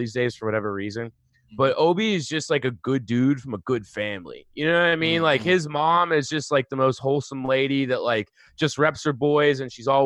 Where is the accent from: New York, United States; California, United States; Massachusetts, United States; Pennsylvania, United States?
Pennsylvania, United States; Pittsburgh; I'm from Pittsburgh